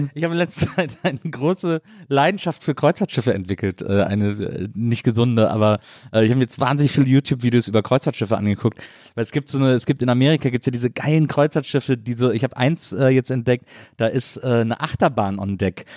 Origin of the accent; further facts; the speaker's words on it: Cologne, North Rhine-Westphalia, Germany; Ich bin in Köln aufgewachsen, in einem Kölner äh, Raum